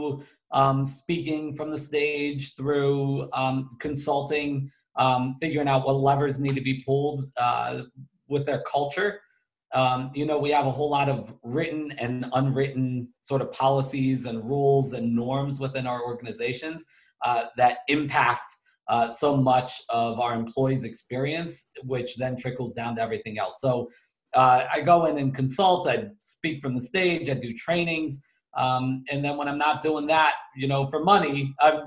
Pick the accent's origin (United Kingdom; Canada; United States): United States; Baltimore, Maryland; I'm from Baltimore, Maryland